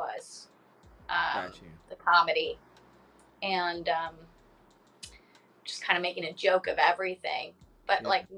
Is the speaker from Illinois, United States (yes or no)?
no; Long Beach, California, United States; I was born in Long Beach, California